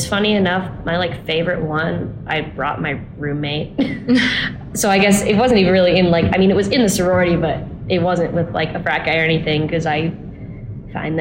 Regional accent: Portland, Oregon, United States; moved away as an adult; now in Utah, United States; I'm from Portland, Oregon, so I am from out of state

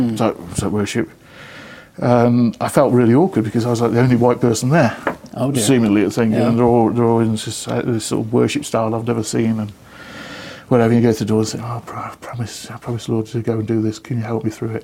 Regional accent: Lichfield, West Midlands, United Kingdom; moved away; So I went back to my hometown of Lichfield

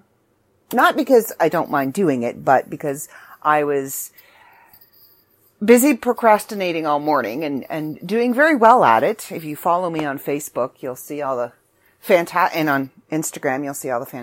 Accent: Canada; I'm Canadian

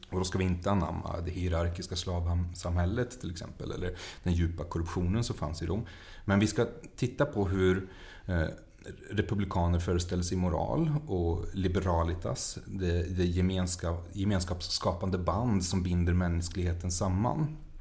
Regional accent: Mariestad, Västra Götaland, Sweden; jag är uppvuxen i Mariestad

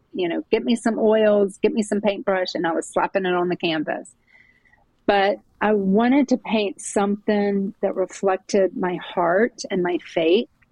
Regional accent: Jacksonville, Florida, United States; moved away as an adult; now in Charlotte, United States; I'm from Jacksonville, Florida, but I've been in Charlotte, North Carolina, for gosh, almost 30 years

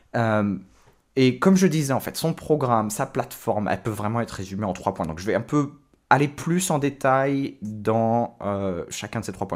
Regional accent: France; ce qu'on a en France

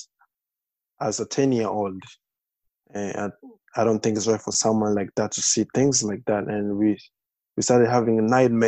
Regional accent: Bukavu, South Kivu, DR Congo; also born or lived in Lynchburg, Virginia; now in United States; I was born in the Congo. I have 5 sisters and 3 brothers, so we are 9. And we were born in the east part of Congo, that's Bukavu, and just close to Rwanda.

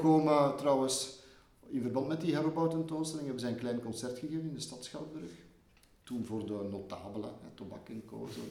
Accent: Leuven, Flanders, Belgium; geboren in Leuven, in, in materniteit hier. Maar ik heb altijd gewoond in mijn jeugd boven de Boelenberg, boven de Keizersberg

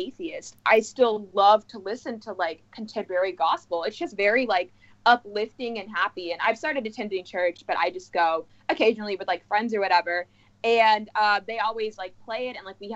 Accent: Texas, United States; I'm Texan

